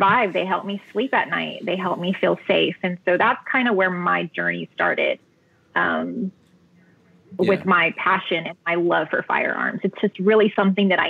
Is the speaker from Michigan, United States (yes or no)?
no; Texas, United States; Born and raised in Texas